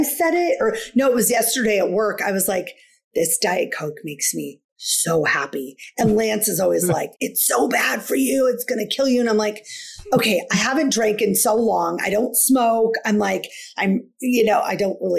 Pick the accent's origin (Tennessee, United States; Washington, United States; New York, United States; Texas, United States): Washington, United States; I'm from Washington State